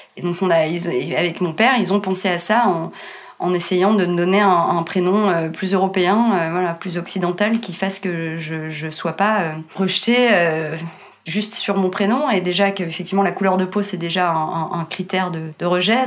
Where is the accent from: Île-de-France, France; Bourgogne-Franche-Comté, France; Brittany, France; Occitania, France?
Île-de-France, France; Meudon; also born or lived in Colombo, Sri Lanka; j'ai grandi euh, à Meudon